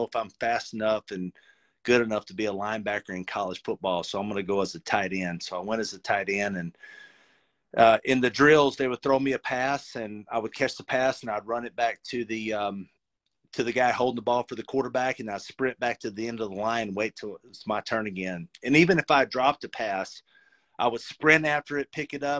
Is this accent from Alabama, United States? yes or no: yes; Florence, Alabama, United States; also born or lived in Denver; I went to the University of North Alabama, UNA, which is in my hometown of Florence